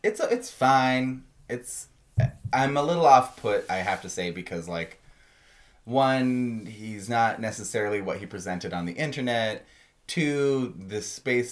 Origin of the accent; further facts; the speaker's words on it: Canada; I'm a Canadian